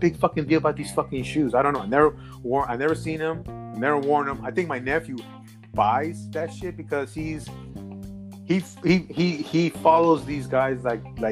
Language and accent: English; New York, United States; also born or lived in Colombia; Because I was born in New York. I'm from New York. I was born in New York. I'm fucking from here